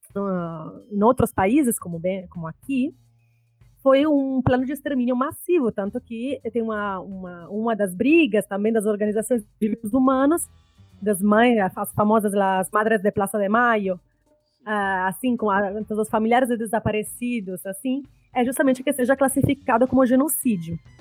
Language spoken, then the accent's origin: Portuguese; Italy; Portuguese is a second language; also born or lived in Espírito Santo, Brazil; now in Brazil; eu sou italiana, né? Sou professora na Federal do Espírito Santo este ano